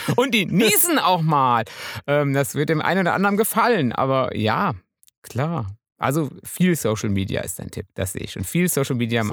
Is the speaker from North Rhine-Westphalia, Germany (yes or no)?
yes; Münsterland, North Rhine-Westphalia, Germany; Ich bin ja Münsterländer.